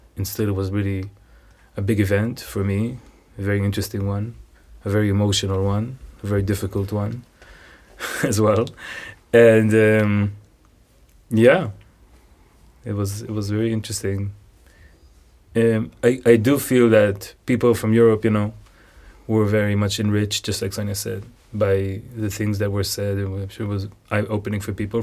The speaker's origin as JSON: {"language": "English", "town": "Jerusalem", "region": "Jerusalem District", "country": "Israel", "tie": "born or raised there", "said": "I was born in Jerusalem. I've been living there all my life"}